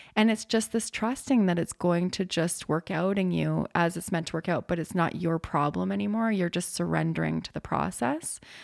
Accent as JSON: {"language": "English", "country": "Canada", "said": "I'm Canadian"}